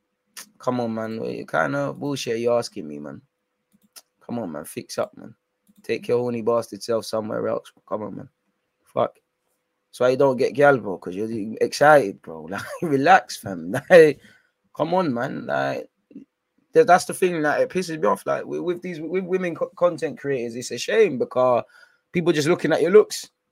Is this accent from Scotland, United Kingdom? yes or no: no; London, United Kingdom; I come from North London